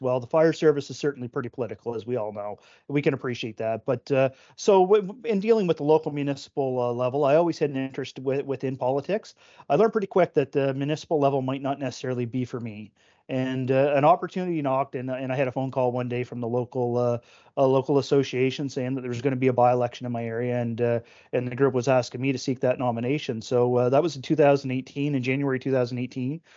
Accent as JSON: {"language": "English", "town": "Oxford", "region": "Nova Scotia", "country": "Canada", "tie": "born or raised there", "said": "I grew up in Oxford, only traveling away from Oxford for, for trips for work"}